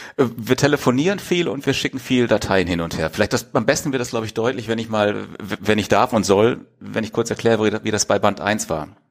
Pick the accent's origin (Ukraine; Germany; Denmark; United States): Germany; Wanne-Eickel, North Rhine-Westphalia; moved away as an adult; now in Pellworm, Germany; Gebürtig bin ich aus Wanne-Eickel mitten im Ruhrpott